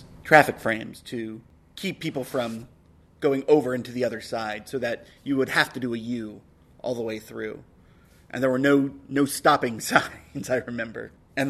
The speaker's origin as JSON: {"language": "English", "town": "Santa Clara", "region": "California", "country": "United States", "tie": "born or raised there", "said": "I grew up on Pritchard Court in Santa Clara, major cross streets, Homestead and Kylie."}